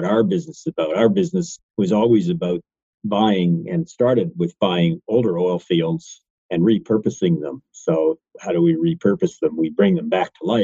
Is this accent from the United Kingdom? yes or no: no; Eastern Canada, Canada; growing up in Eastern Canada